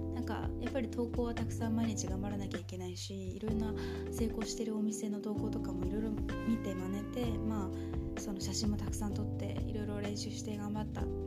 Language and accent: Japanese; Gunma, Japan; 私群馬出身なんですけど